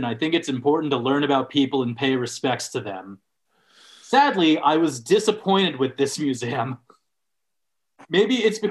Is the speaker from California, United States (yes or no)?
yes; Los Angeles, California, United States; Like, I'm from Los Angeles, and I know the best tacos.